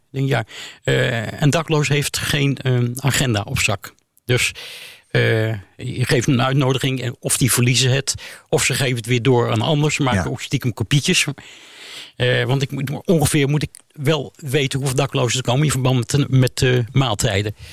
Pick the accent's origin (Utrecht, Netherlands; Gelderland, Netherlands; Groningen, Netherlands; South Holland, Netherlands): South Holland, Netherlands; The Hague; now in Amsterdam, Netherlands; Ik kom uit Den Haag.